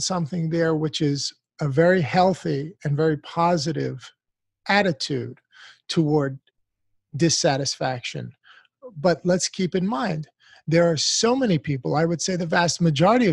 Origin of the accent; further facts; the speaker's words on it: United States; an American born and raised in this country